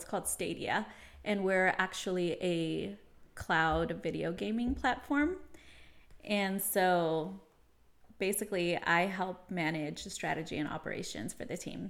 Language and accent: English; Sacramento, California, United States; also born or lived in San Fernando Valley, Los Angeles; now in Bay Area, United States; I was raised in Sacramento